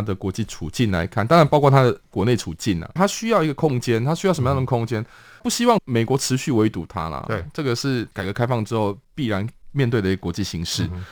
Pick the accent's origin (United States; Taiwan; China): Taiwan; 我们其实台湾人